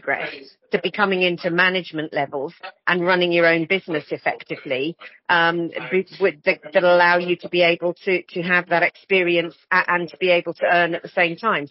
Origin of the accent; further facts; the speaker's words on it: the Northeast, North East England, United Kingdom; I grew up in the Northeast.